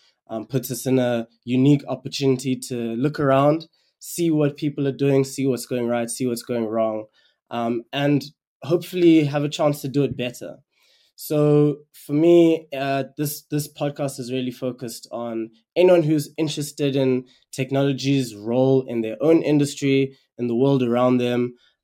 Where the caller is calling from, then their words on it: Kampala, Central Region, Uganda; So I am dialing in from Kampala, Uganda. I recently moved here to pursue a couple of different opportunities. I actually also studied in Cape Town.